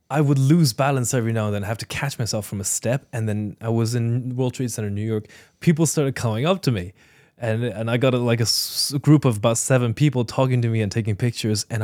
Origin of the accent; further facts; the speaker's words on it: Ireland; also born or lived in China; Uh, when I was eight years old, I was born and raised in China and then immigrated to Ireland.